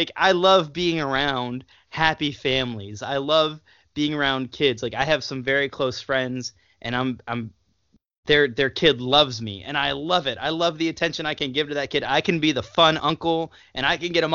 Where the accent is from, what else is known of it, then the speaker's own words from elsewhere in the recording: United States; as an American